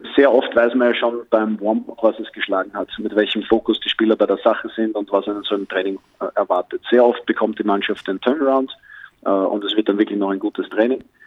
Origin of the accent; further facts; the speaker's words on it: Austria; mit meiner österreichischen Staatsbürgerschaft